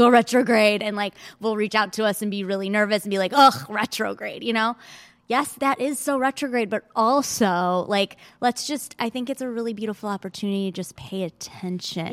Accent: Michigan, United States; now in Los Angeles, United States; I grew up in Michigan, and then I came back

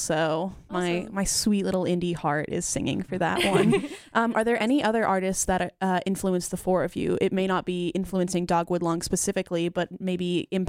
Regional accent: Canada; now in United States; I'm from Canada. I don't know American geography. No, I've lived here long enough.

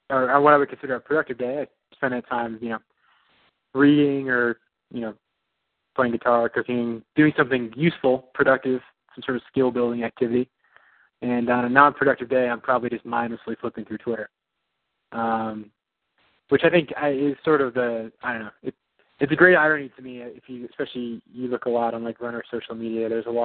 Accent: New York, United States; born there; I was actually I was born in New York. That's where my family's from.

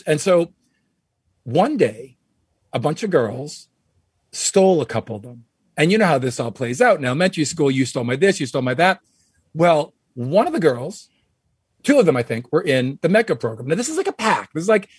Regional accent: Wayland, Massachusetts, United States; my hometown of Wayland, Massachusetts

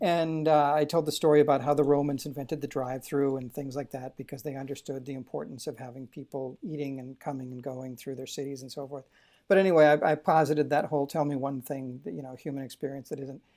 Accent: Waukesha, Wisconsin, United States; also born or lived in Mukwonago, Wisconsin; I didn't wanna be from Wisconsin. I grew up in Waukesha

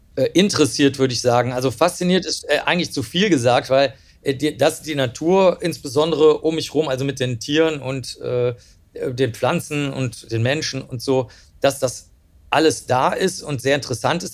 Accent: Cologne, North Rhine-Westphalia, Germany; also born or lived in Rosenheim; ich bin ja letztlich in der Großstadt dann aufgewachsen in Köln

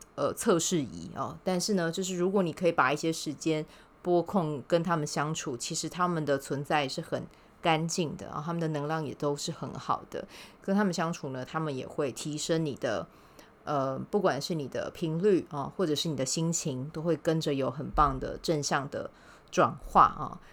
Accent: Kaohsiung, Taiwan; now in Taipei, Taiwan; 我们是在高雄长大的，一起长大的

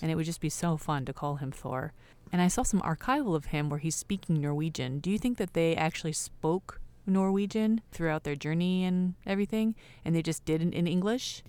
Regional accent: California, United States

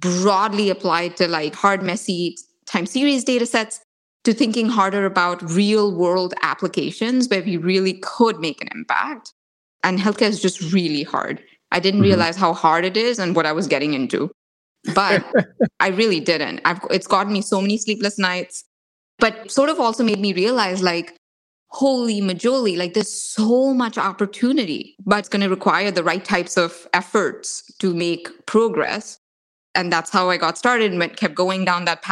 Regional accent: India; I grew up in India, in like a tiny little town in India.

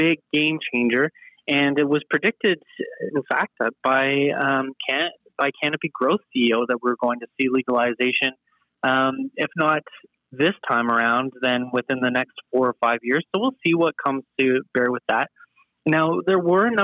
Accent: Canada; being Canadian and proud of our healthcare system

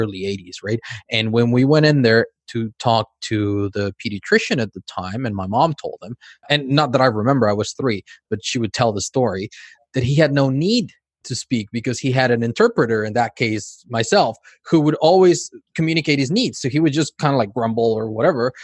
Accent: Mexico; accent: Mexican; moved away; also born or lived in California; I'm from Mexico, so I have a Mexican accent

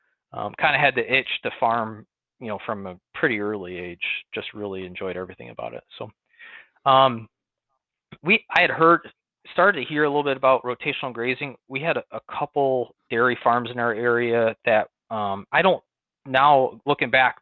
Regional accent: near Buffalo, Western New York, United States; now in Sherman, Texas, United States; you can probably tell from my accent, I'm not from Texas. I grew up in Western New York, near Buffalo, on a farm

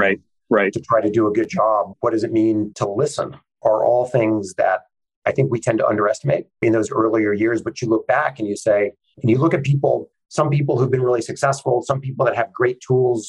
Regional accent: Santa Barbara, California, United States; I grew up in Santa Barbara, California

